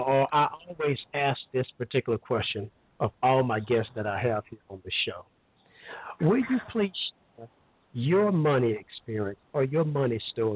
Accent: Alabama, United States; moved away; I'm originally from Alabama, a small hometown. Everybody knows everybody.

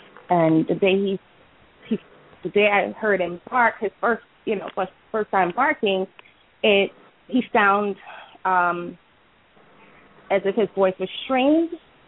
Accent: Newark, New Jersey, United States; I'm from North, and I have a lot of my neighbors that have pit bulls. I live in a suburban the suburban section of North.

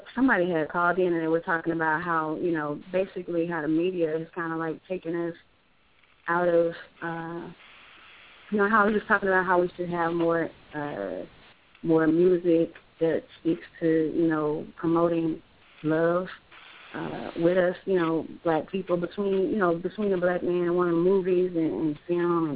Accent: Louisiana, United States; now in Florida, United States; I'm down here in Florida right now. I'm from Louisiana

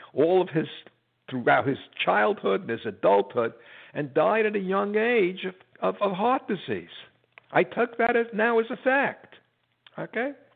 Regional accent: United States; I'm an American, I'm a Jew.

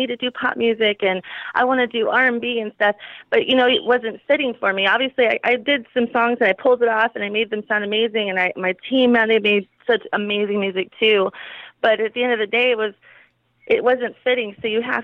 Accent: California, United States; now in Phoenix, United States; I'm from California

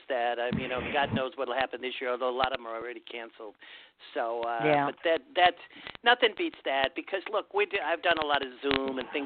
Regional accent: Ohio, United States; now in New York, United States; I'm originally from Ohio, but I've lived

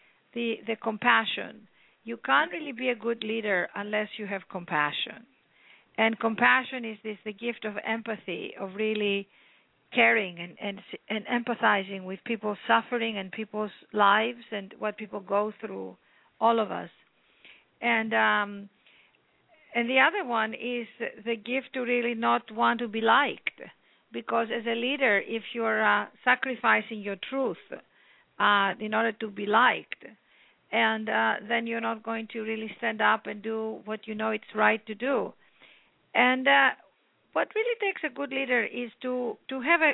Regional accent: Athens, Attica, Greece; moved away as an adult; also born or lived in London; I came from Athens, Greece, born and raised there by an incredible mother and father

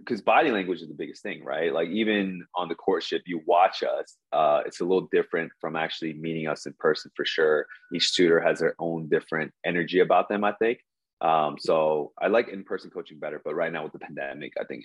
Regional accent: New Jersey, United States; now in Seoul, South Korea; I'm actually from Jersey, like Mr. Casanova.

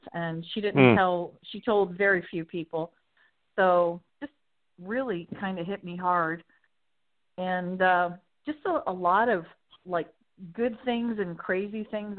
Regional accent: St. Pete Beach, Florida, United States; I'm from St. Pete Beach, Florida.

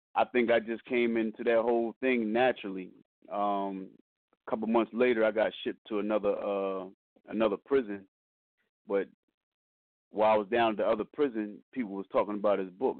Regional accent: Wilmington, Delaware, United States; I'm born and raised in Wilmington, Delaware

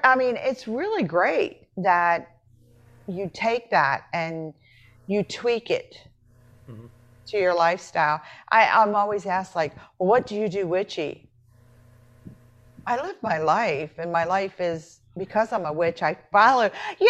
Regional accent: Appalachia, United States; I'm from Appalachia. They do so many things, and you just sit there and go, oh, my God, you guys are all witches.

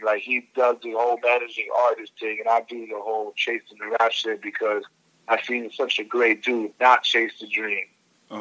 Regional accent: New York, United States; I'm from New York too

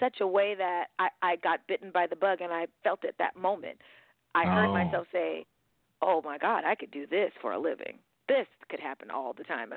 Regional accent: San Diego, California, United States; also born or lived in San Francisco; when I was growing up in San Diego, I was born in San Francisco, but I lived in San Diego for a good amount of time

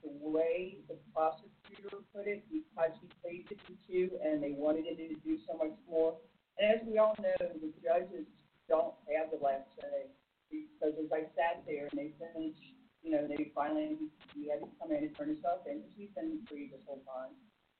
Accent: Illinois, United States; such as my home state of Illinois

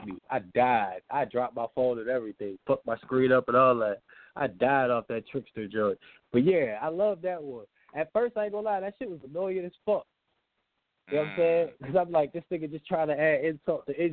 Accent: Richmond, Virginia, United States; I'm from Richmond

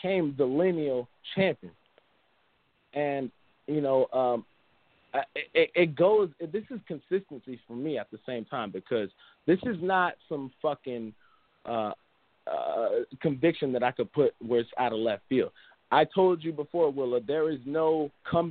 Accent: United States; being an American

